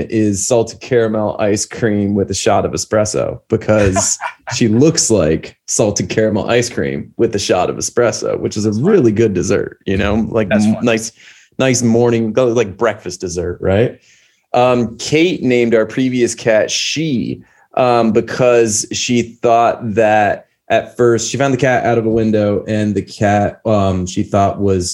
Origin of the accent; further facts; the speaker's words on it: Columbus, Ohio, United States; now in Belgium; when I grew up in Columbus, Ohio